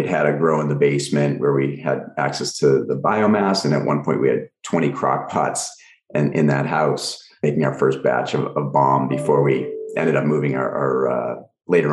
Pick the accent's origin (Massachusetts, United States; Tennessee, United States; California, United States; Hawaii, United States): Massachusetts, United States; Swampscott; moved away as an adult; now in Los Angeles, United States; I was actually just home in my hometown over the weekend, and I still have my lab there